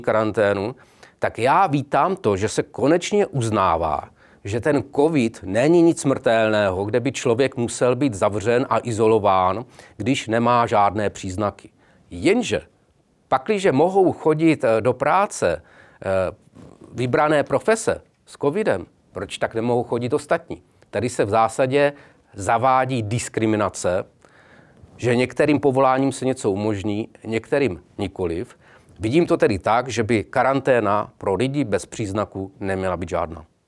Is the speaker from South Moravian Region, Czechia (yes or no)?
yes; Brno, South Moravian Region, Czechia; Já jsem konkrétně z Brna